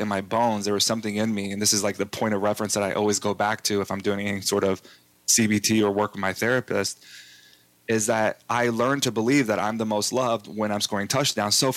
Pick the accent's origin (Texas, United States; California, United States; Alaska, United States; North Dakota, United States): Texas, United States; I grew up in Texas